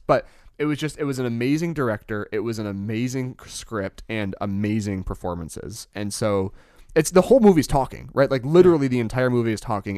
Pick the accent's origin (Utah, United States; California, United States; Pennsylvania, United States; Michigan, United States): Michigan, United States; we're from Michigan